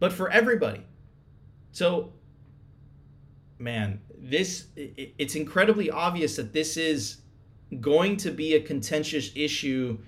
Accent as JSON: {"language": "English", "country": "United States", "said": "I'm an American"}